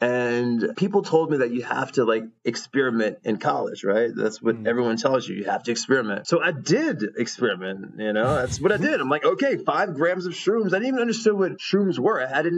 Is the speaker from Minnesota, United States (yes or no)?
no; Baton Rouge, Louisiana, United States; now in Netherlands; I was born in Baton Rouge, Louisiana.